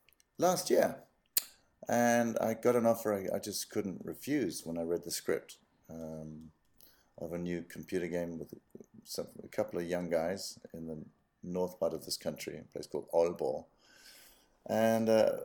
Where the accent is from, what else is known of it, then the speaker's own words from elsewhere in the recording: South Africa; also born or lived in United Kingdom; now in Denmark; I'm an actor born and brought up in South Africa and Britain. And so I've lived in both countries and ended up in Denmark about 28 years ago.